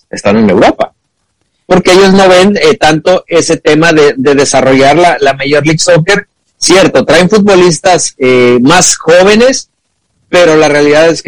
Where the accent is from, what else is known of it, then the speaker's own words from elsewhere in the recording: Argentina; yo soy argentino.